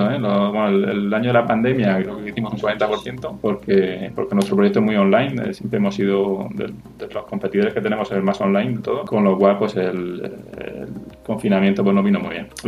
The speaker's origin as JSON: {"language": "Spanish", "region": "Region of Murcia", "country": "Spain", "accent": "Murcian", "said": "Disculpa mi acento murciano."}